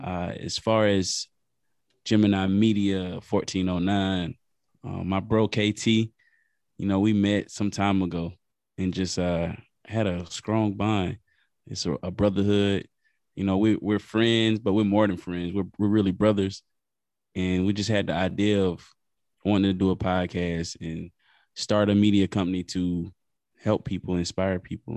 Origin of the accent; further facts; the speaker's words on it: Lake City, South Carolina, United States; I'm from South Carolina, a small town, Lake City